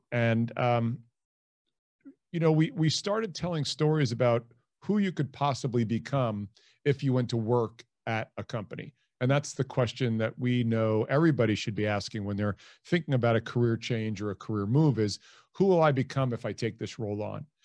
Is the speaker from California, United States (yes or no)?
no; Hicksville, New York, United States; moved away as an adult; also born or lived in Dayton, Ohio; I'm originally from Hicksville, New York, which is on Long Island. Uh, grew up there